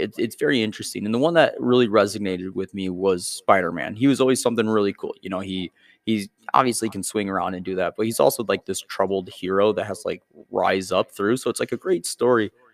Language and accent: English; Byron, Illinois, United States; I grew up in Byron